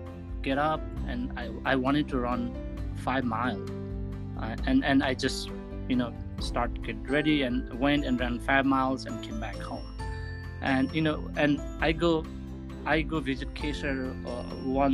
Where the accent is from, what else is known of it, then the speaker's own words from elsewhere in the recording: Sindhuli, Bagmati, Nepal; moved away; when I was in Nepal growing up in Sindhuli and going to school